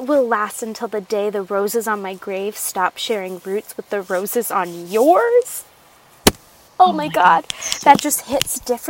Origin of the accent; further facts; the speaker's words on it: United States; I am American.